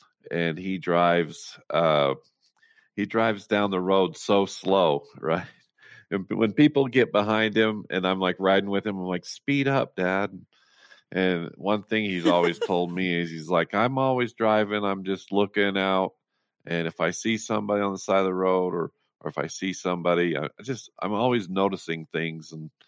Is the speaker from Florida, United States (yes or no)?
no; Roosevelt, Utah, United States; Yeah, I was born and raised in Roosevelt, Utah, on a dairy farm.